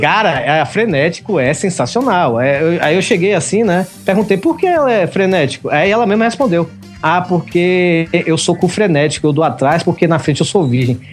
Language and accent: Portuguese; Bahia, Brazil; moved away as an adult; also born or lived in Salvador; now in Fortaleza, Brazil; eu sou baiano